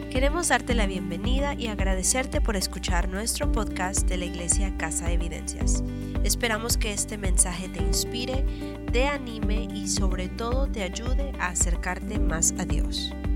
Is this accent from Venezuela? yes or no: no; Colombia; En mi país, Colombia, las iglesias están creciendo